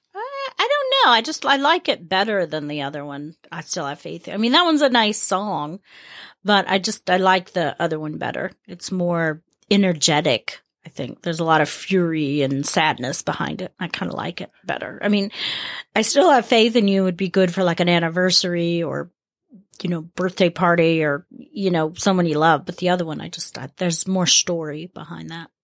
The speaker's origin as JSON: {"language": "English", "region": "the South", "country": "United States", "tie": "born or raised there", "said": "growing up in the South, especially, it's about who your kin folk are"}